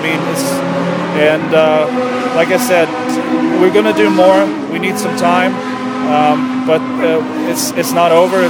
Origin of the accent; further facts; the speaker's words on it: United States; moved away; being American myself